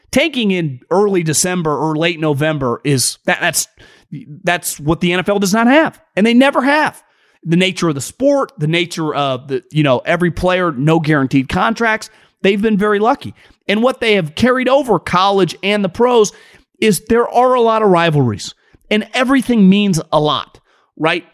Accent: Sacramento, California, United States; I grew up around Sacramento

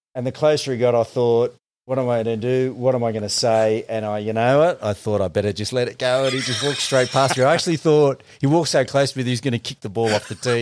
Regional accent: the Shire, New South Wales, Australia; I grew up in the Shire till I was twelve years old

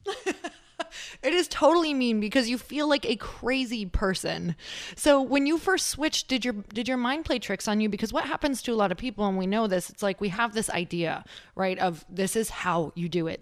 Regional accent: Midwest, United States; also born or lived in Upper Michigan / Wisconsin / Minnesota; I'm from the Midwest

